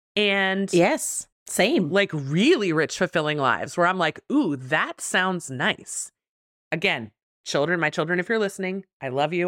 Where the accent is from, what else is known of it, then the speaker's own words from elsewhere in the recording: New Jersey, United States; now in Richmond, United States; I was born in Jersey